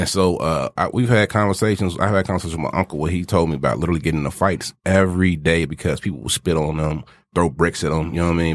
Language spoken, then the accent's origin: English; the South, United States; I'm from the South